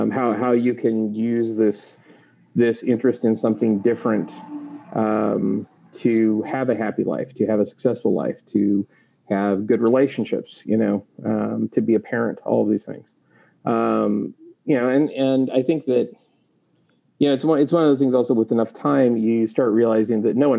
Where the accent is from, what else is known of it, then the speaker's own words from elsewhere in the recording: Lewis-Clark Valley, United States; There were parts of growing up in the Lewis Clark Valley that was very difficult for me.